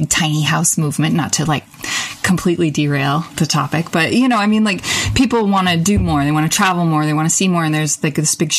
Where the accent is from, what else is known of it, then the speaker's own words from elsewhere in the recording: Nevada, United States; also born or lived in Las Vegas, Nevada / San Francisco, California; I grew up in very rural Nevada. I was born in Vegas, but moved to rural Nevada with my family in fifth grade.